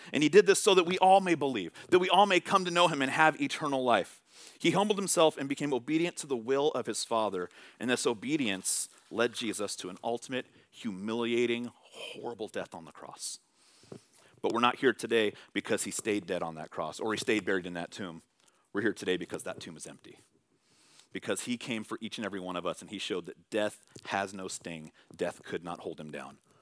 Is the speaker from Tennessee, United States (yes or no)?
no; Bay Area, California, United States; moved away; I'm from the Bay Area